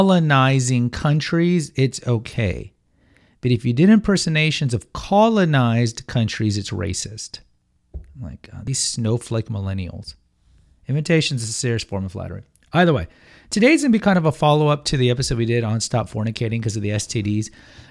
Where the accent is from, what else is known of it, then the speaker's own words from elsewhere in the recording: London, United Kingdom; Hello, I'm Cockney.